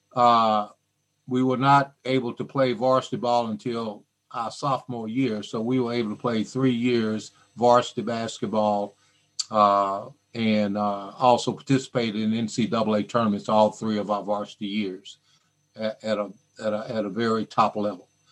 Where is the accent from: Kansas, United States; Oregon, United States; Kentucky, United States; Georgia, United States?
Kentucky, United States; Glasgow; I grew up in Glasgow, Kentucky